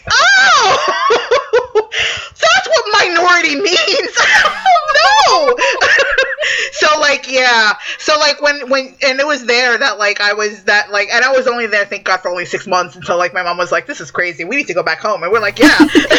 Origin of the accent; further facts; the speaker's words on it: New York City, New York, United States; also born or lived in Connecticut; I grew up in New York City like of the 80s and 90s. So like my neighborhoods were predominantly black and Latinx communities.